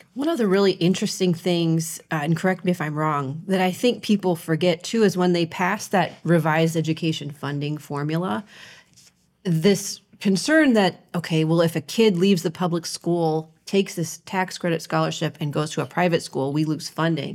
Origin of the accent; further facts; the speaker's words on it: Ohio, United States; moved away; I grew up in Ohio